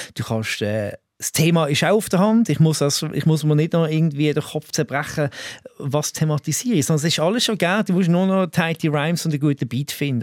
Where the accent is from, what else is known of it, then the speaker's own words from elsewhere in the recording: Allschwil, Basel-Landschaft, Switzerland; ich komme ja ursprünglich aus Allschwil.